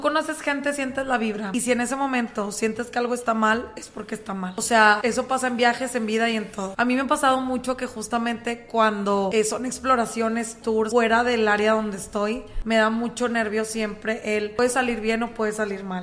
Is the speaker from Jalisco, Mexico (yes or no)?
no; Monterrey, Nuevo León, Mexico; mi propio Monterrey